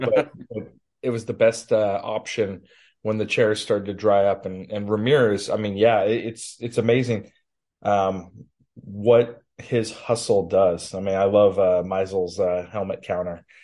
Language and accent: English; West Coast, United States; moved away as an adult; now in Minnesota, United States; I grew up on the West Coast